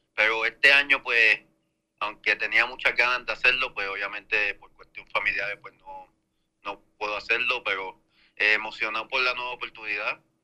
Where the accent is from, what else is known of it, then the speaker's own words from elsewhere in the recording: Puerto Rico; mí como puertorriqueño